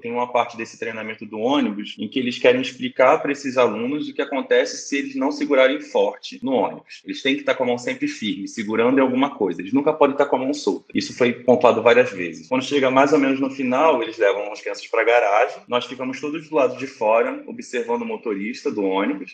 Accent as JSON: {"language": "Portuguese", "region": "Rio de Janeiro", "country": "Brazil", "tie": "born or raised there", "said": "eu também sou do Rio de Janeiro, nasci aqui"}